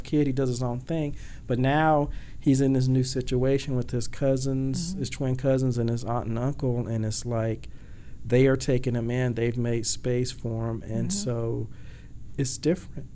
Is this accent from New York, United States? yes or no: no; Georgia, United States; now in Washington, D.C. metro area, United States; I am from Georgia, as I said, and so I came here to the Washington, D.C. metro area.